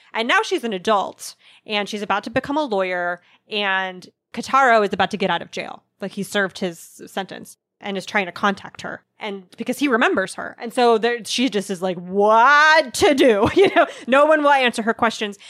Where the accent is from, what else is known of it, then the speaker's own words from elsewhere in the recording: United States; I'm such an American